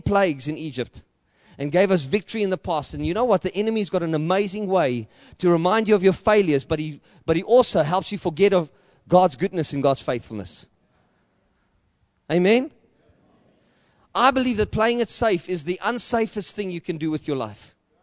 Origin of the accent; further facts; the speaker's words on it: South Africa; accent: boer; also born or lived in Johannesburg / Klerksdorp; I know I speak like a boer. If I speak English, I sound like a Dutchman. And if I speak Afrikaans, I sound like a Roynak.